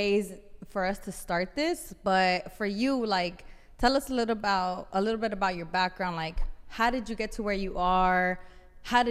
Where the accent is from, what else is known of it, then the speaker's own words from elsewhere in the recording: Los Angeles, California, United States; growing up in South Central LA and LA in general, in areas in LA that are underserved